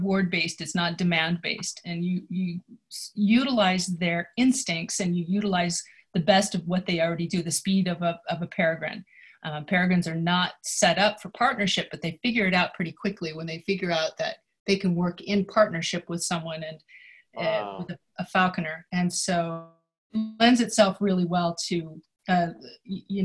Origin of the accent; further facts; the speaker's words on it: Jackson, Wyoming, United States; I grew up in Jackson Hole, and so, you know, we sort of lived out in the Wyoming and the Rocky Mountain open spaces